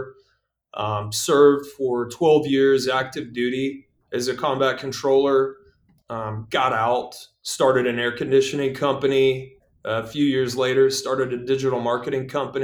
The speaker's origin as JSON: {"language": "English", "town": "Gulfport", "region": "Mississippi", "country": "United States", "tie": "born or raised there", "moved": "yes", "said": "I was born and raised in Gulfport, Mississippi, born in 1978"}